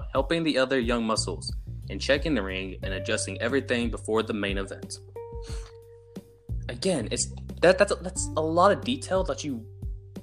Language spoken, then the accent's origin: English; the South, United States; accent: Southern; I'm from the South. Us in the South, we speak one language, and that's English